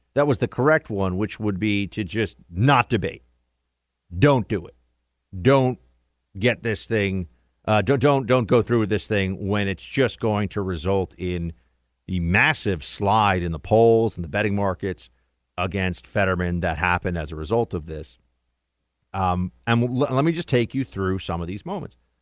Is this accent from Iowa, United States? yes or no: no; New York, United States; the Empire State, my home state